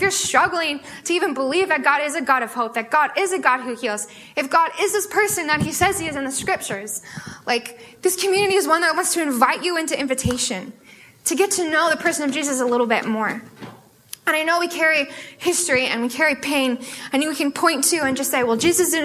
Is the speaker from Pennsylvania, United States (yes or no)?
no; Sammamish, Washington, United States; I'm from Sammamish, so I didn't have to go very far